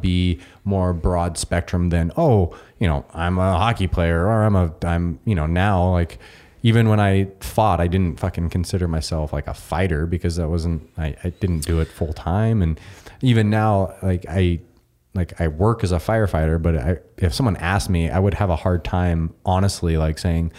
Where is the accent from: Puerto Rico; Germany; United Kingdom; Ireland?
United Kingdom; Scotland; I'm the Scotsman.